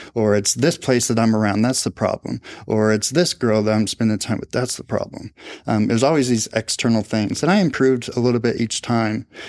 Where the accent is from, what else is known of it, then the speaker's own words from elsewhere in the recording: Speedway, Indiana, United States; I grew up in Indianapolis, uh, on the west side in a town called Speedway.